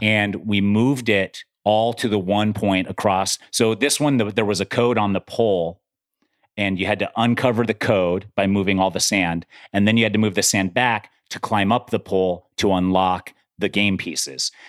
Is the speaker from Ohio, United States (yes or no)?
no; Utah, United States; I grew up in Utah too. I grew up at high altitude